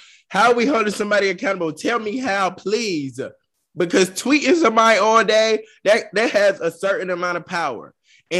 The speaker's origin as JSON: {"language": "English", "region": "the South", "country": "United States", "said": "I'm from the South. You know, we pronounce stuff different."}